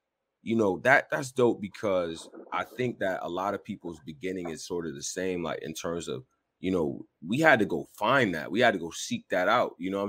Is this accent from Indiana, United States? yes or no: no; Chicago, Illinois, United States; growing up in Chicago is tough. It does mold you in a certain way.